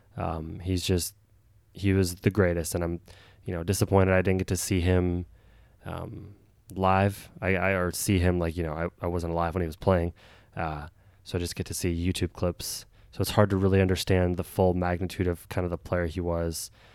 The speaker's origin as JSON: {"language": "English", "country": "United States", "said": "as an American"}